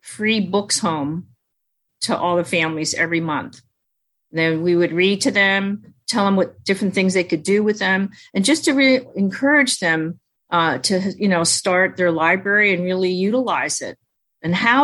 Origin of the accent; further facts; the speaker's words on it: United States; first language Chinese; English is a second language; I was born in America, I was at home with my mom, so we only spoke Chinese